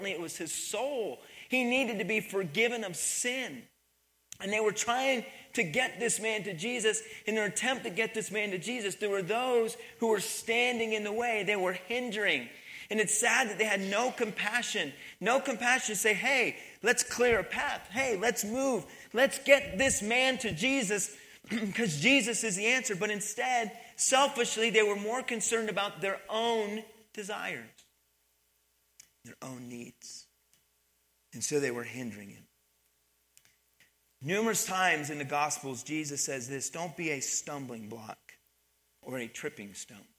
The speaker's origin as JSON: {"language": "English", "region": "Pennsylvania", "country": "United States", "tie": "born or raised there", "also_born_or_lived": "Missouri", "moved": "as an adult", "said": "I grew up in Pennsylvania"}